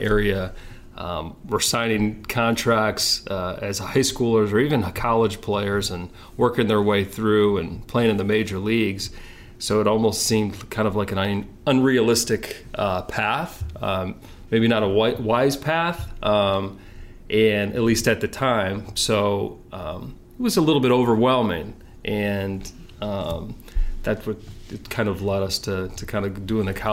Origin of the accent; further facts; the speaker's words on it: Detroit, Michigan, United States; it was nice growing up in Detroit and having the Tigers not too far to watch